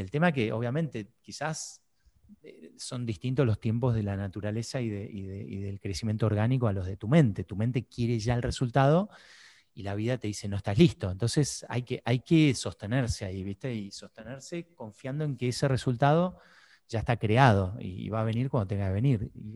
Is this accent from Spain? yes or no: no; Buenos Aires, Argentina; siendo argentino, porteño